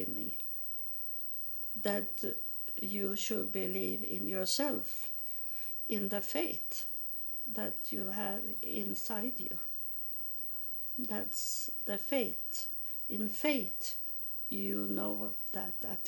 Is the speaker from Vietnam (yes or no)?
no; Sweden; I'm from Sweden